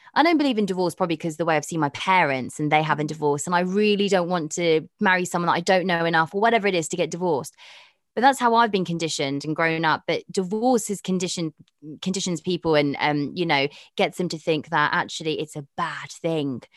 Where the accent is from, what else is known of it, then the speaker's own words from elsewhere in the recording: Karachi, Sindh, Pakistan; moved away; I'm from Karachi